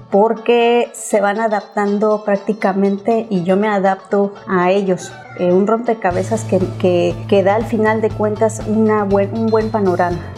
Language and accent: Spanish; Mexico City, Mexico; En el momento que llegué, porque soy de Ciudad de México, este, mi primera impresión fue el calor